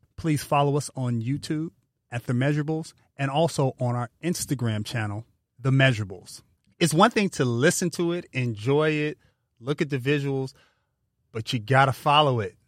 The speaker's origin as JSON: {"language": "English", "region": "California", "country": "United States", "said": "we're from California"}